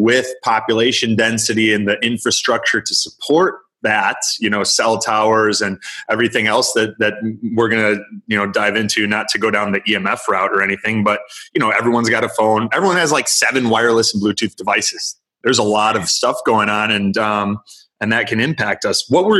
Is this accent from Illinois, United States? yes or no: yes; Chicago, Illinois, United States; now in Florida, United States; because I came from Chicago and moved down to a part of Florida that's much less populated.